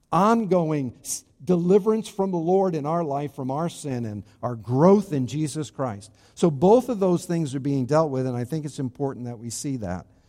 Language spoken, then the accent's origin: English; Charlestown, Rhode Island, United States; my hometown in New England, not Florida, in New England, in Rhode Island specifically, in Charlestown, Rhode Island, very specifically. That's my hometown